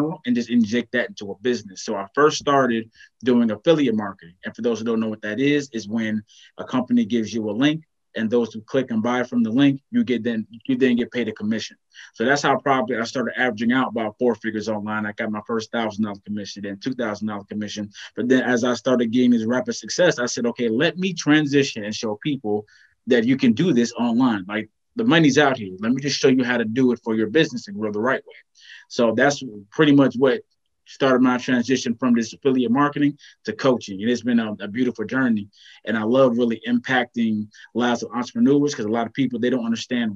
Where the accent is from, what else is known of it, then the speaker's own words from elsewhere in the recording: Virginia, United States; moved away as an adult; now in North Carolina, United States; I'm from Virginia, excuse me, moved to North Carolina about 5-6 years ago